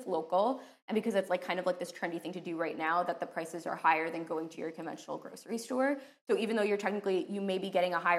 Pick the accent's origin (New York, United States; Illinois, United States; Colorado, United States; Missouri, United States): New York, United States; Long Island; I'm from New York, okay. Specifically Long Island, and we have farmers markets